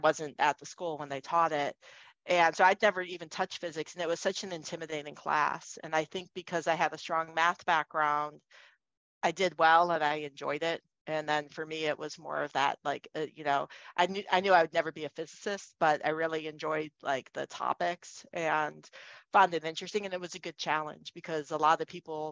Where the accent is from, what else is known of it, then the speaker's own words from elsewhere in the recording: Cleveland, Ohio, United States; moved away; also born or lived in Boston; I grew up in Cleveland, Ohio